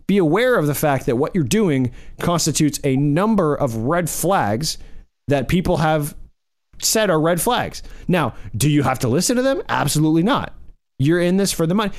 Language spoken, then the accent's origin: English; the South, United States; growing up in the South